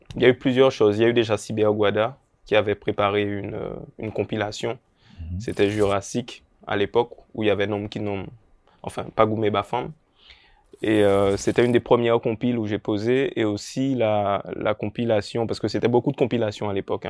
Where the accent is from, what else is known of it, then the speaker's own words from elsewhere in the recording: Pointe-à-Pitre, Guadeloupe; j'ai grandi à l'Oricisque